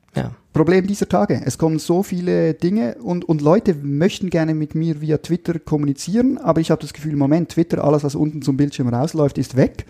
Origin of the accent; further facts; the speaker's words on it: Switzerland; Da habe ich als Schweizer den Vorteil, dass dadurch, dass wir nicht in der EU e sind